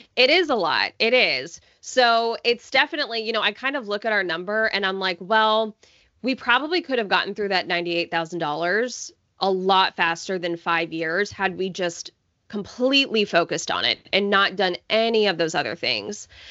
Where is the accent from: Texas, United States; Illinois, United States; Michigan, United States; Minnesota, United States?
Texas, United States; Coppell; now in Houston, United States; I grew up in the suburbs of Dallas, Texas, in a town called Coppell